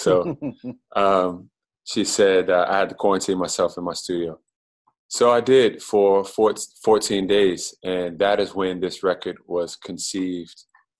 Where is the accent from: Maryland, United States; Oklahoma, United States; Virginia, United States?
Maryland, United States; I'm from Prince George's County, Maryland. For those outside of the area, the minute you say you're from Maryland, people think that you're from Baltimore. Mm. And I'm from a suburb of Washington, D.C.